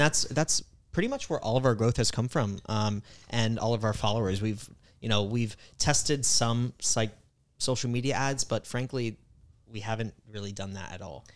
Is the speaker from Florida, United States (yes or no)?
yes; Tampa Bay area, Florida, United States; grew up in the Tampa Bay area